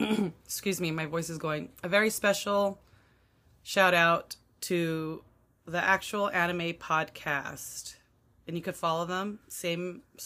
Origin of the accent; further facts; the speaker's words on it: United States; since we're American